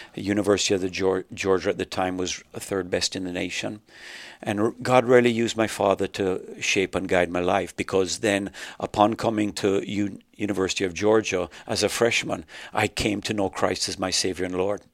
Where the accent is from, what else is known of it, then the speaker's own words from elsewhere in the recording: Jamaica; also born or lived in Canada; now in United States; I was just talking about growing up in Jamaica.